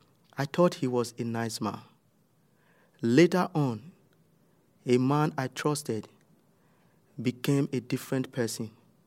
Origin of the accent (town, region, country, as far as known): Nigeria; moved away as an adult; now in Netherlands